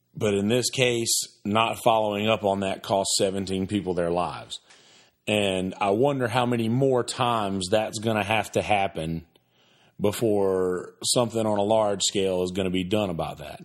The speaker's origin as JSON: {"language": "English", "region": "the South", "country": "United States", "tie": "born or raised there", "said": "I grew up in the South."}